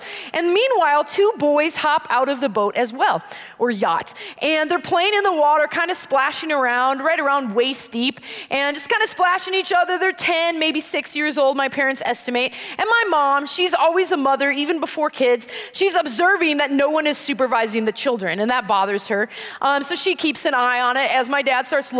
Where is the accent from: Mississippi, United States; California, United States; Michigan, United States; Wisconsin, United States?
Wisconsin, United States; Green Bay; moved away; I grew up in Green Bay, Wisconsin